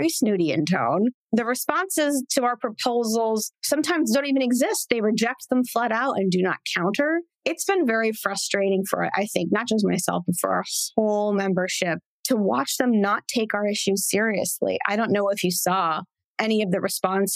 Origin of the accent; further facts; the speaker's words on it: Santa Clarita, California, United States; I grew up in Santa Clarita